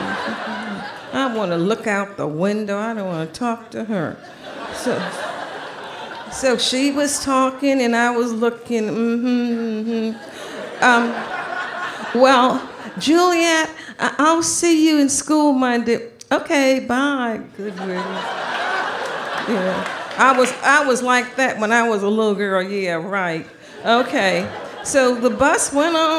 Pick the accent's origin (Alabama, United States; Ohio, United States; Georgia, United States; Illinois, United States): Georgia, United States; Savannah; I grew up in Savannah, Georgia, in the deep, deep South.